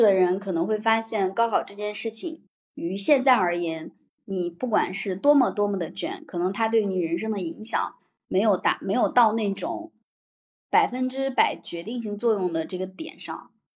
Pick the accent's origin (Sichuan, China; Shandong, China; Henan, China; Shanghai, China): Henan, China; 河南的我